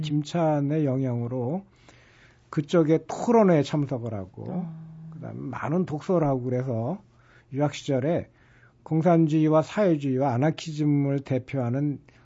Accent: Incheon, South Korea; 이제 저처럼 토박이 인천인들은

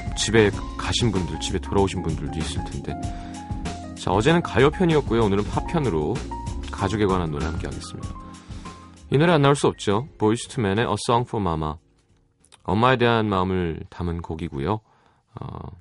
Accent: South Korea; 한국 사람인 게

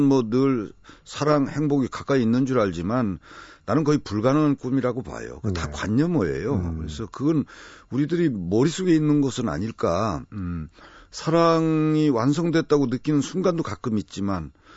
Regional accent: Nonsan, South Chungcheong, South Korea; 제 고향에 어, 매우 외진 집인데요.

